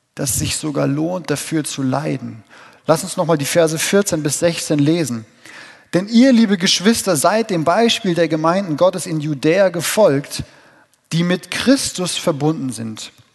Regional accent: Dillkreis, Hesse, Germany; hier in dem wundervollen Dillkreis, wo ich geboren bin und herkomme

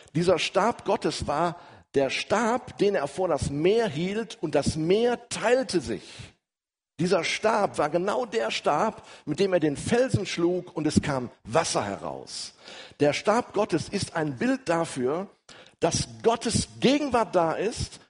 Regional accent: Ruhr area, North Rhine-Westphalia, Germany; wie man so bei uns im Ruhrgebiet sagt

